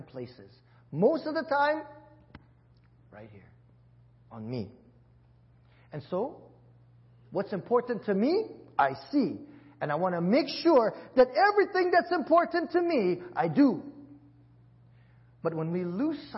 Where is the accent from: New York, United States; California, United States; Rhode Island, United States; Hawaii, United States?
Hawaii, United States; growing up in Hawaii, that's exactly how we spoke